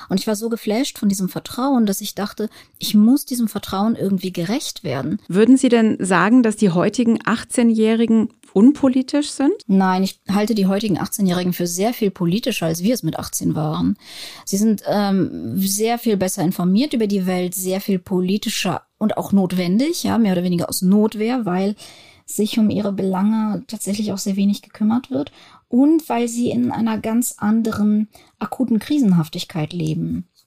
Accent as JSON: {"language": "German", "country": "Germany", "said": "Ich bin, ich, ich wohne in Deutschland, ich bin Deutsche."}